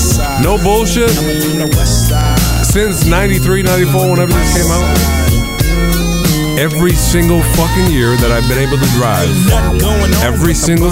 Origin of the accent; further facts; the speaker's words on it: West Coast, United States; I grew up on the West Coast, man.